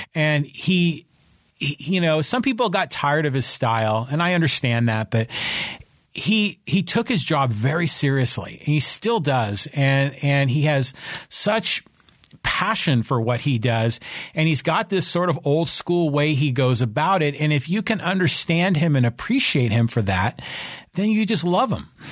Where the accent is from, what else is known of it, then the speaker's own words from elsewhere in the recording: the peninsula in the Bay Area, California, United States; moved away as an adult; also born or lived in San Francisco / Los Angeles; now in San Diego, United States; I was born in San Francisco. I was raised on the peninsula in the Bay Area